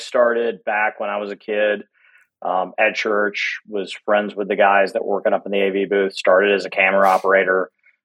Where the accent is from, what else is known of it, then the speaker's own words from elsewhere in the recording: Alabama, United States; I grew up in Alabama